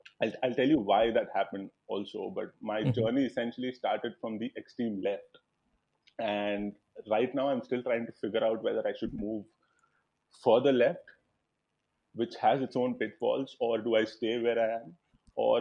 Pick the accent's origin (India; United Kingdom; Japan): India; Visakhapatnam, Andhra Pradesh; I come from Vizag. It's in the northern coast of Andhra.